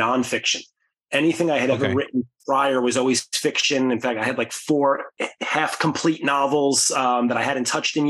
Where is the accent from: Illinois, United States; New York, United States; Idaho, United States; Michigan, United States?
New York, United States; New York City; Growing up in the Bronx